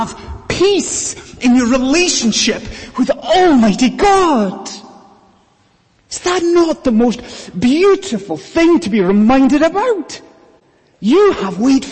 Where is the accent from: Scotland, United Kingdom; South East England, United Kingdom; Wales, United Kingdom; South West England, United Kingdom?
Scotland, United Kingdom; now in London, United Kingdom; when I was growing up in Scotland